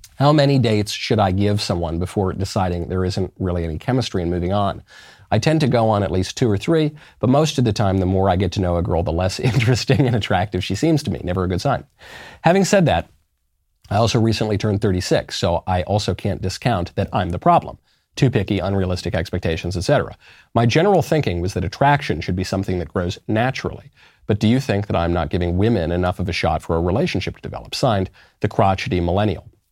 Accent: New York, United States; I'm a New Yorker

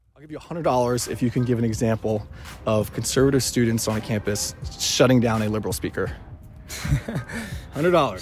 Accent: United States; I'm an American

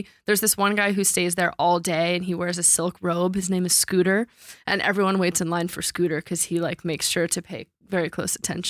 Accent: New York, United States; I grew up in New York

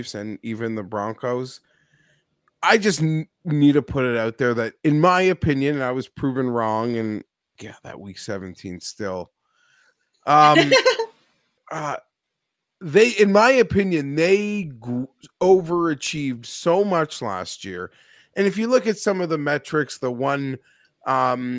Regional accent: Toronto, Ontario, Canada; I am from Canada, from Toronto, born and raised.

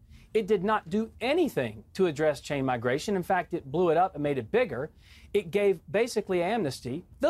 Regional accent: South Carolina, United States; I'm from South Carolina.

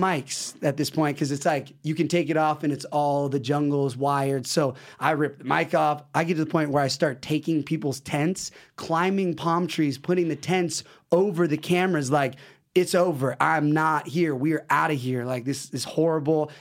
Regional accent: West Coast, United States; West Coast

